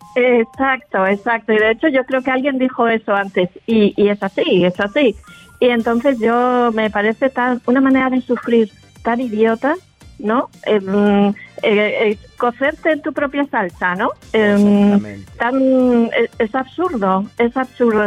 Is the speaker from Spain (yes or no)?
yes; Madrid, Community of Madrid, Spain; accent: Spanish; now in Andalusia, Spain; yo soy de Madrid